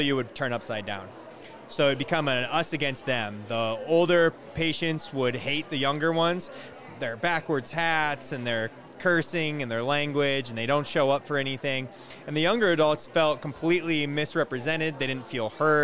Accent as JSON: {"language": "English", "region": "Iowa", "country": "United States", "said": "I'm originally from Iowa."}